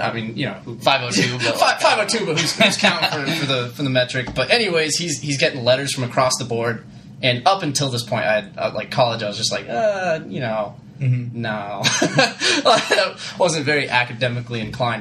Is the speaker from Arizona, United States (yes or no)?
yes; Chandler, Arizona, United States; also born or lived in Albany; Growing up in Arizona, I was like little, little white guy from from Chandler, Arizona